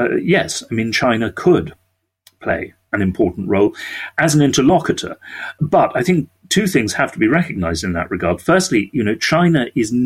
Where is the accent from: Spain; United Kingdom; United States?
United Kingdom; we are British